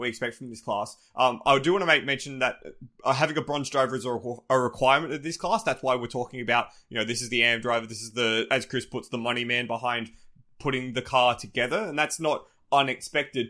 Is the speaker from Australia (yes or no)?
yes; Australia; despite being Australian